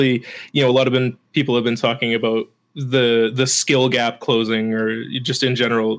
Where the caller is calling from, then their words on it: Edmonton, Alberta, Canada; I am in Edmonton, Alberta, Canada.